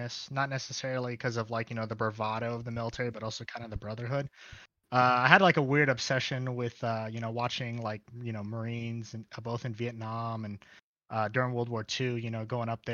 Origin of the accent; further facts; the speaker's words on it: Union City, California, United States; also born or lived in Harlingen, Texas; originally, I'm from the Bay Area, California, Union City. So, you know, born here, raised here, lived most of my life